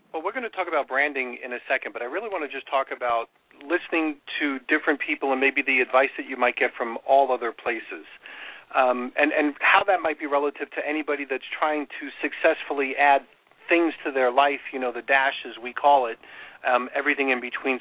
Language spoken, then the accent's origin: English; New York, United States; I grew up in New York